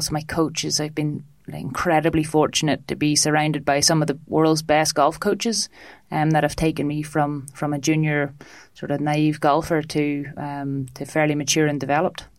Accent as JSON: {"language": "English", "area": "foothills of the Mourne Mountains", "region": "Northern Ireland", "country": "United Kingdom", "tie": "born or raised there", "moved": "yes", "lives_now": "Dublin, Ireland", "said": "from northern ireland um, in the little foothills of the mourne mountains"}